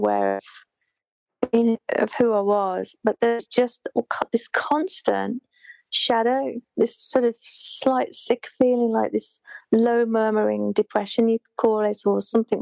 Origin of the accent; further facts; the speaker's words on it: Birmingham, West Midlands, United Kingdom; moved away as an adult; also born or lived in London; I say Birmingham